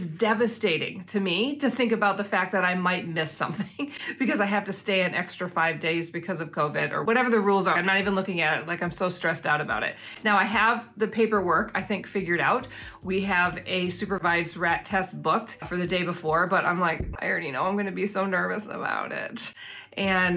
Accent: Wisconsin, United States; moved away as an adult; now in New Zealand; we are from Wisconsin.

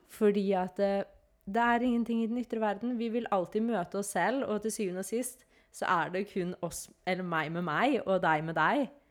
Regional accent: Norway; når jeg er hjemme i Norge

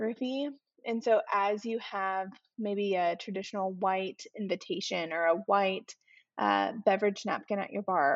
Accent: Arizona, United States; moved away; growing up in Arizona

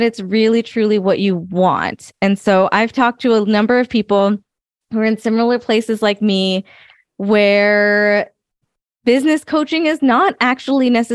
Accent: United States; I'm first generation American.

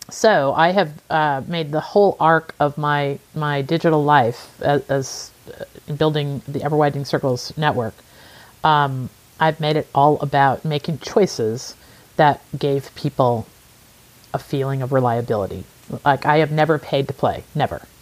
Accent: Midwest, United States; Growing up in the Midwest of, uh, in in the United States is just part of the culture you you truly know others.

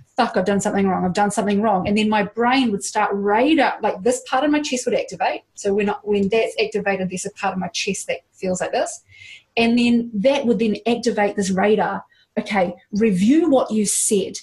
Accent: Hawke's Bay, New Zealand; born or raised there

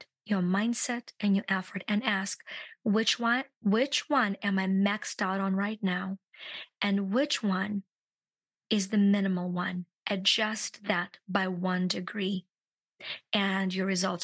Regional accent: Ukraine; moved away; I'm from Ukraine

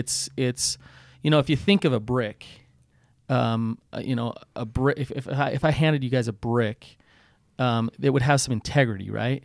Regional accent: Utah, United States; accent: Utah; I can hardly say that with my Utah accent.

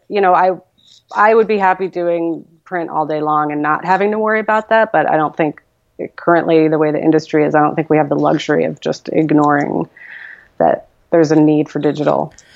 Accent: New York, United States; moved away as an adult; now in Portland, United States; growing up in New York in the 80s, um, you know, I would read the Village Voice voraciously, even though I was just like a suburban high school kid

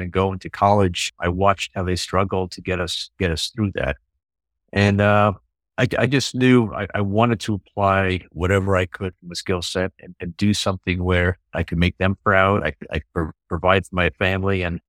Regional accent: New York City, New York, United States; Well, I grew up in New York City. Both my parents are from Europe, so I'm the first generation here in the U.S.

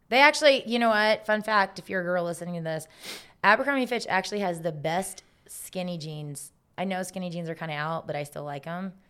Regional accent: Augusta, Georgia, United States; moved away; also born or lived in South Carolina; I'm from Augusta, Georgia, home of the Masters. So we live five minutes from the Augusta

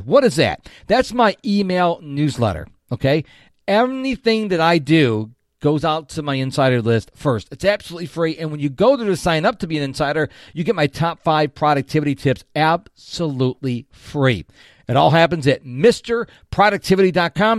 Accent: Rochester, New York, United States; now in Houston, United States; Now, I live in Houston, Texas. She lives in Rochester, New York, my hometown

